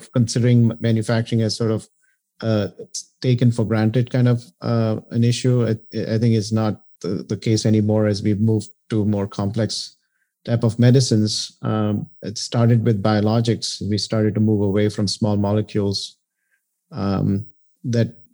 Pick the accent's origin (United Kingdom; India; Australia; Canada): India; moved away as an adult; now in United States; I came to the U.S. In 1987 after getting a bachelor's in chemical engineering in India